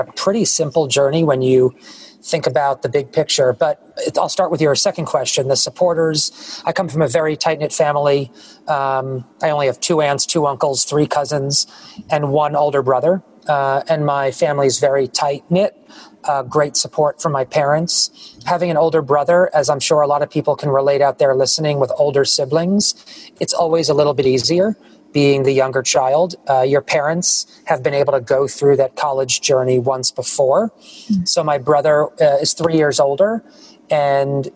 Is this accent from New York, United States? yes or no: yes; New York, United States; When I was growing up in New York